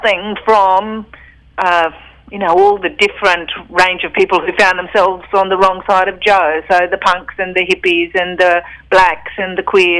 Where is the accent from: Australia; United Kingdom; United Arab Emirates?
Australia; Brisbane, Queensland; I'm a Brisbane writer and editor